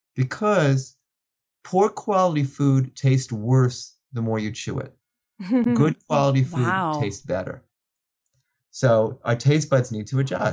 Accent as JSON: {"language": "English", "town": "New York City", "region": "New York", "country": "United States", "tie": "born or raised there", "said": "growing up in New York, in Brooklyn, New York"}